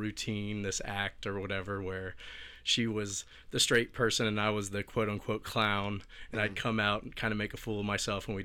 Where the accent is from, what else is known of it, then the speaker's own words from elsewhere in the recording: Tampa, Florida, United States; born and raised in Tampa, Florida